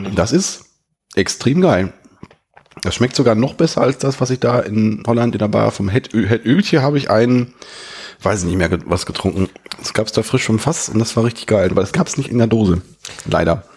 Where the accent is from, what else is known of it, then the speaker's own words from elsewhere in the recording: Germany; als Deutscher